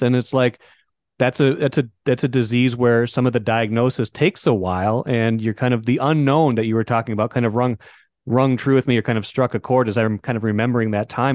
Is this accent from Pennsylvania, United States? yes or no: no; Grand Forks, North Dakota, United States; moved away; I'm growing up in Grand Forks